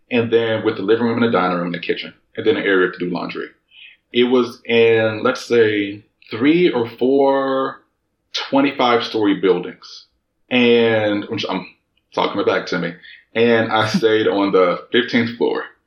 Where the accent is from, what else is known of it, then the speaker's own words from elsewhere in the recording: United States; accent: American; moved away as an adult; now in Germany; being African American outside of the United States